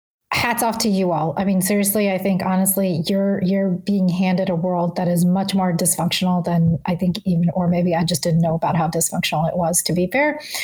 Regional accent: the South, United States; I grew up in the South where it was very clear where I stood and people were very clear about it.

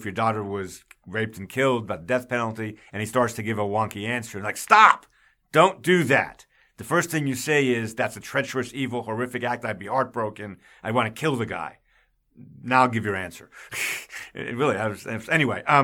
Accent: New York, United States; moved away; also born or lived in the South (US); I was raised in New York, but I've been in the South for a long time

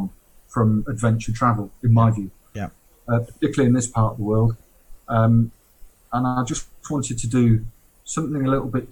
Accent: United Kingdom; now in Chiang Mai, Thailand; being a Brit

